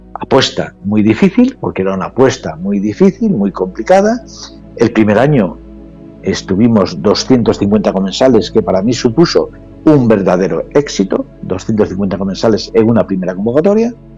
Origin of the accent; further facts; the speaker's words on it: San Facundo, Spain; en mi tierra, en mi pueblo